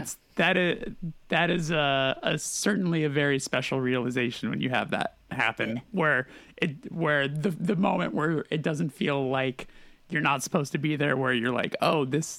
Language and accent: English; California, United States; Let me tell you, growing up in California and then flying like, what is it, like fucking 27 hours to get to Australia to land and be like, this feels like where I just left.